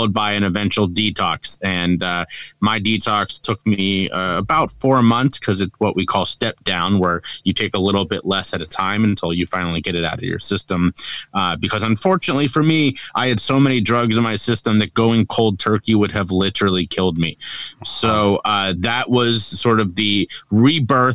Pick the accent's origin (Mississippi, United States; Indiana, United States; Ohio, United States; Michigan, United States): Ohio, United States; Cincinnati; now in Charleston, United States; I'm from Cincinnati, Ohio, born and raised there. I currently live in Charleston, South Carolina